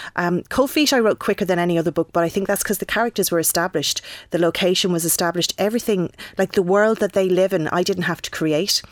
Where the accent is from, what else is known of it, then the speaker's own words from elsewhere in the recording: Wexford, Leinster, Ireland; I'm from Wexford